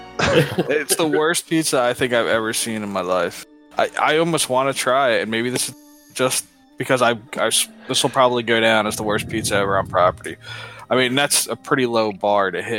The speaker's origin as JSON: {"language": "English", "region": "Northeast", "country": "United States", "tie": "born or raised there", "moved": "yes", "said": "I grew up in the Northeast"}